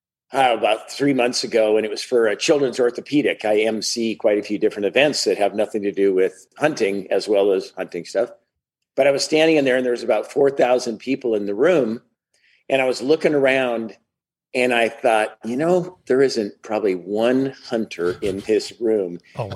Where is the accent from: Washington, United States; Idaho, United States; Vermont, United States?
Washington, United States; Seattle; Seattle's one of the most left-wing places in the U.S., so I like to say that I'm from the Seattle area.